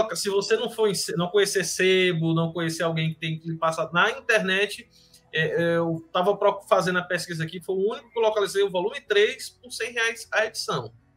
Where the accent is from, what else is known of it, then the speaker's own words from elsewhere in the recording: Northeast Region, Brazil; Eu falo como nordestino